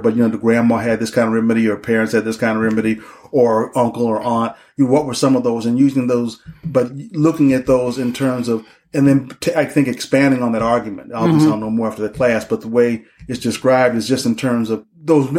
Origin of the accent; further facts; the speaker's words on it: Denver, Colorado, United States; now in Detroit, United States; I'm originally from Denver and then moved to Detroit